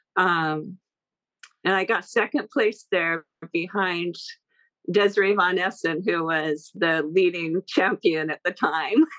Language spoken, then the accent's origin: English; Encinitas, California, United States; I grew up in Encinitas, which is uh, it was a little beach town um, in Southern California.